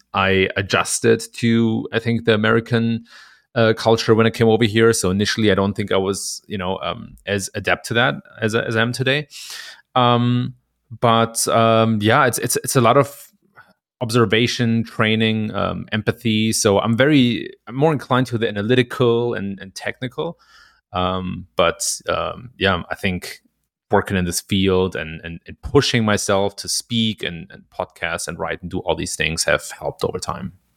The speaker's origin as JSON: {"language": "English", "country": "Germany", "tie": "born or raised there", "moved": "as an adult", "lives_now": "Chicago, United States", "said": "I was born and raised in Germany"}